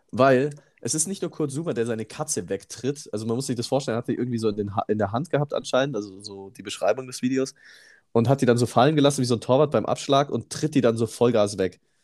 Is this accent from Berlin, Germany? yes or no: no; Immenstadt, Bavaria, Germany; moved away; ich habe da noch in meinem, ähm, äh, in meinem Geburtsort gewohnt in Immenstadt und in meiner Siedlung damals